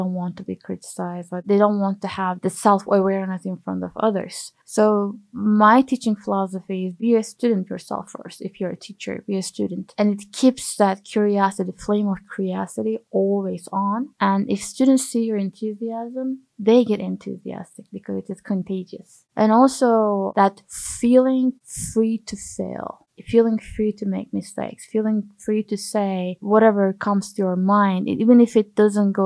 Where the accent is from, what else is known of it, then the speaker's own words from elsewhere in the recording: Turkey; moved away as an adult; now in United States; I'm originally from Turkey.